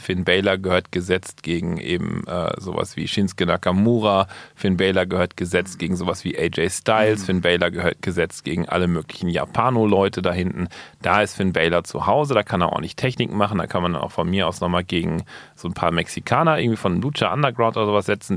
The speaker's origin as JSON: {"language": "German", "region": "Berlin", "country": "Germany", "said": "ich komme aus Berlin"}